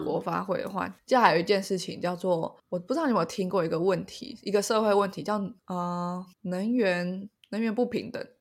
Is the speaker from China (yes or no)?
no; Taiwan; 我觉得我们台湾人最熟悉的应该是农民跟渔民吧。